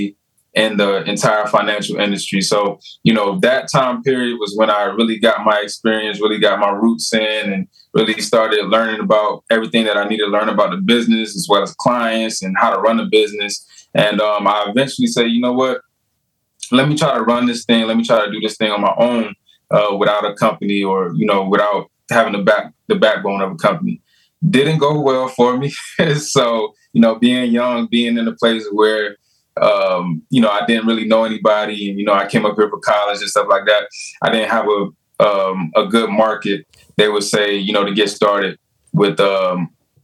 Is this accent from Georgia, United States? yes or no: yes; South Georgia, United States; moved away as an adult; also born or lived in Delaware; I'm originally from Georgia, the dirty South, South Georgia. That's where I'm from